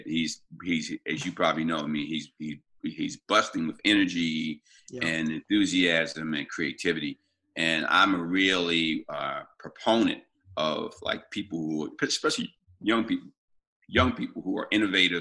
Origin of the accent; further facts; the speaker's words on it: Baltimore, Maryland, United States; also born or lived in New England; I was born and raised in Baltimore